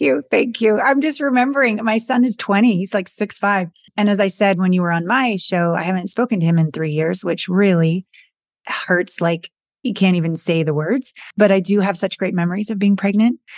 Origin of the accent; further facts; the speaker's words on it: British Columbia, Canada; moved away as an adult; also born or lived in Hollywood / Japan / New York; I'm Canadian, small town Canadian girl from British Columbia